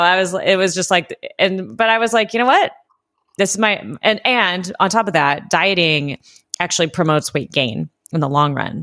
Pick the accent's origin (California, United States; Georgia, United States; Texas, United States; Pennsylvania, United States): California, United States; Southern; I grew up in Southern California in the eighties and nineties